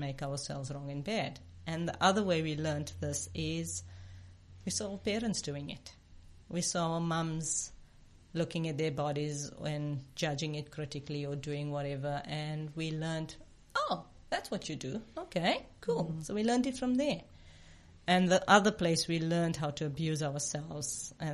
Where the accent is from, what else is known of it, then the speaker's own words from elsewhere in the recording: South Africa; I grew up in apartheid South Africa. Being an Indian woman meant I was less than